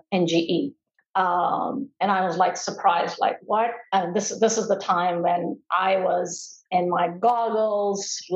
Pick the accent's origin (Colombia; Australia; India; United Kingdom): India; moved away as an adult; now in United States; during the time I was growing up in India